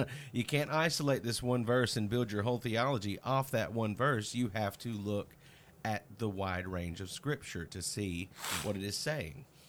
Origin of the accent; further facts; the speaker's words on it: Mississippi, United States; my pastor as a child in Mississippi